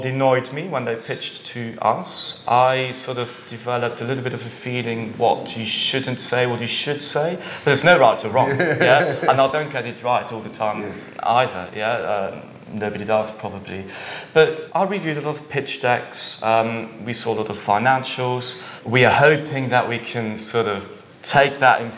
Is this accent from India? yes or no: no; Switzerland; also born or lived in Mexico / Barcelona / London; I'm from Switzerland, half Swiss but half British, however. So I've got a bit of an international background. But I grew up in Switzerland, went through the schooling system here.